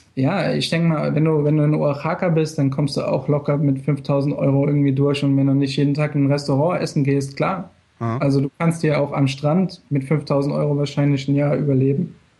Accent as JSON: {"language": "German", "country": "Germany", "moved": "yes", "lives_now": "Mexico", "said": "Als Deutscher"}